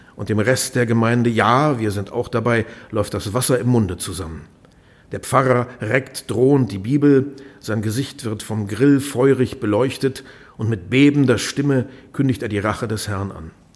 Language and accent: German; Lower Saxony, Germany; Wir sind beide in Niedersachsen aufgewachsen